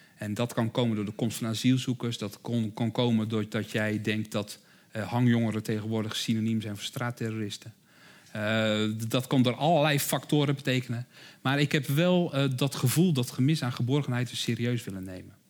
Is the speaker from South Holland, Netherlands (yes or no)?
yes; Rotterdam, South Holland, Netherlands; ik hoor het misschien aan mijn accent, ik kom zelf uit Rotterdam